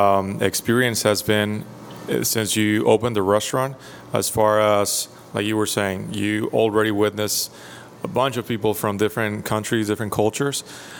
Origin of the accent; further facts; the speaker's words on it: Mexico; moved away; originally from Mexico.